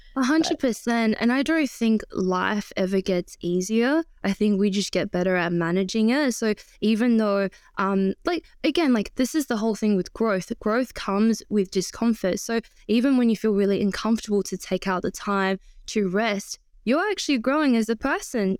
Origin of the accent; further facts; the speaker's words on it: Shanghai, China; moved away; I was born in Shanghai, and it's a very, very busy city